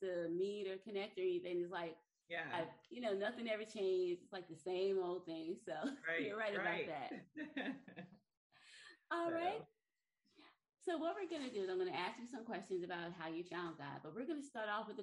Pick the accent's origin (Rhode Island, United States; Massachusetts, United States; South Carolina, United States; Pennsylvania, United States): South Carolina, United States; Orangeburg; also born or lived in New Jersey; I was born in New Jersey, and then my parents moved when I was like 10 to Orangeburg, South Carolina.